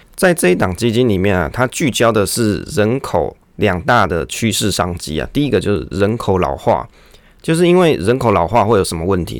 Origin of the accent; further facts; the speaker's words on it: Taiwan; 我们是台湾人啊